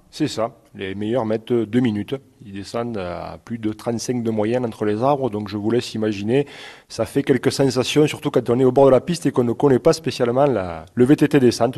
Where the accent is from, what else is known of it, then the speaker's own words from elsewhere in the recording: Brassac, Occitania, France; je suis né à Brassac et amoureux de mon village